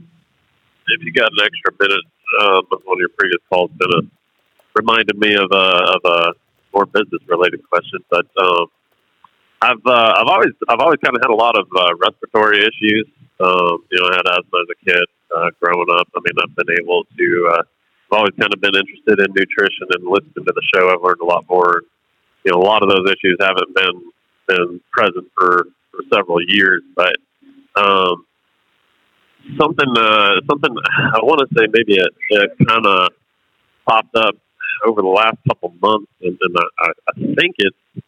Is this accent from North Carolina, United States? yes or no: yes; North Carolina, United States; now in Cheyenne, United States; I grew up in North Carolina